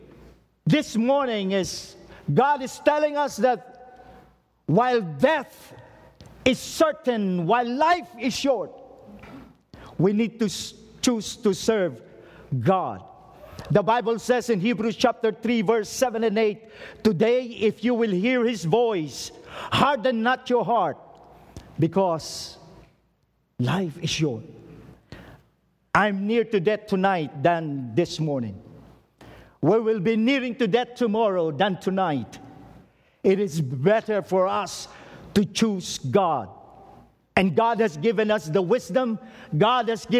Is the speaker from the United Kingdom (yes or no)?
no; Philippines; as a Filipino, I urge you